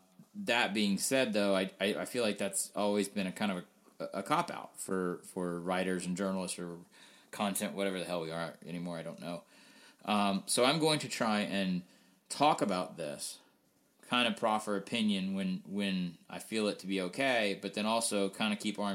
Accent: the South, United States; also born or lived in Washington, D.C.; being a Southerner but not being a Mississippian, and then being a displaced Southerner for most of my life because I spent a long time in D.C. My family moved around a lot.

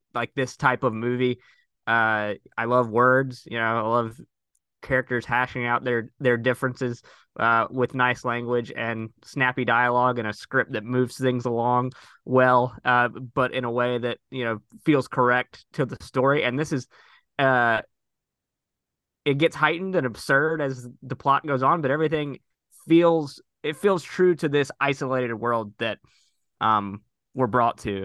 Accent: Missouri, United States; my home state

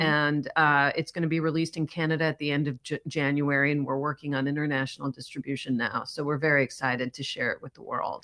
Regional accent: Chicago, Illinois, United States; I grew up in Charlie's hometown. We went to the same high school

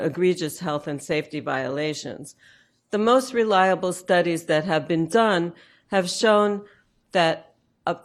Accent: United States; moved away; also born or lived in rural southern United States; to be here in my hometown

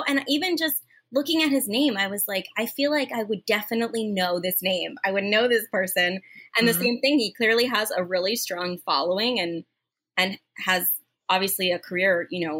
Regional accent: United States; I get so jealous as an American actor.

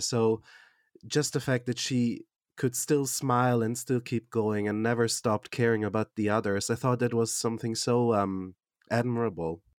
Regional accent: Switzerland; English is a second language; I am from Switzerland

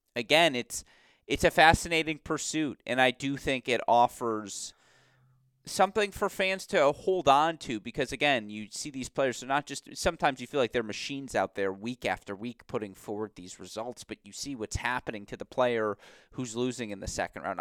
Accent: Detroit, Michigan, United States; the Detroit Lions, let's say, my hometown football team

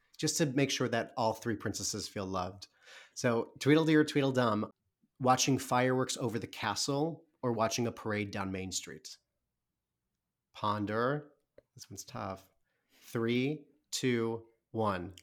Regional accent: Michigan, United States; We grew up together in Michigan, doing theater together

